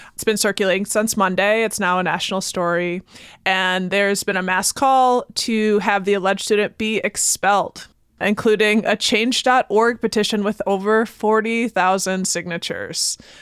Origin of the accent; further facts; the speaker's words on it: Baraboo, Wisconsin, United States; growing up in Baraboo